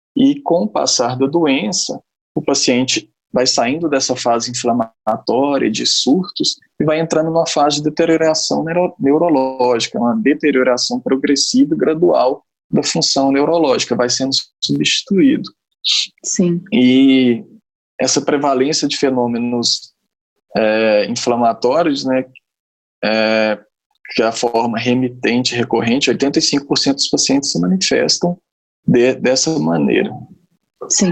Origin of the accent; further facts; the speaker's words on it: interior of Minas Gerais, Brazil; moved away as an adult; also born or lived in Uberaba / Belo Horizonte; now in São Paulo, Brazil; sou natural do interior de Minas Gerais, uma cidade muito pequena, fiz toda a minha formação médica em Minas